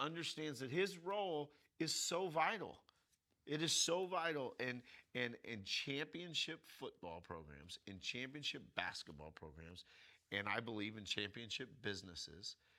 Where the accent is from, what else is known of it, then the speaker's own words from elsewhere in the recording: United States; first language English; we speak English because we grew up in America.